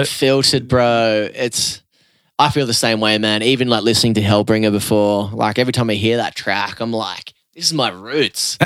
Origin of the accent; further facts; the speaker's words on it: Newcastle, New South Wales, Australia; growing up in the Newcastle rock and roll scene